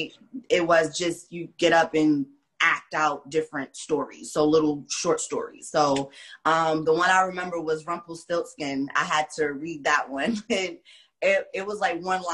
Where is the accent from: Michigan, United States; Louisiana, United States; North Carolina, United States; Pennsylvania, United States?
North Carolina, United States; Wilmington; also born or lived in Brooklyn, New York; Not so much raised in Brooklyn, but so came to North Carolina, and I went to E.A. Laney High School